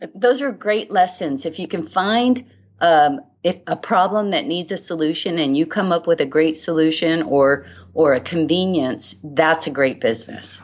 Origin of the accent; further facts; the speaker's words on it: Hawaii, United States; I was born and raised in Hawaii